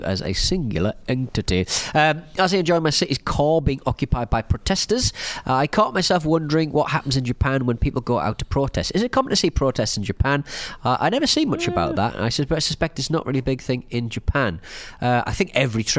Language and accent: English; United Kingdom; as a British person